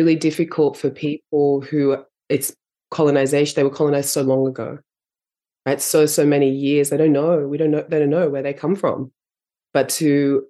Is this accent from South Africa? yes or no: no; Australia; I was raised here in Australia with my mum and my father